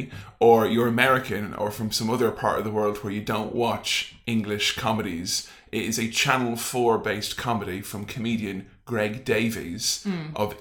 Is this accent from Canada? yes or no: no; Ireland; I am Irish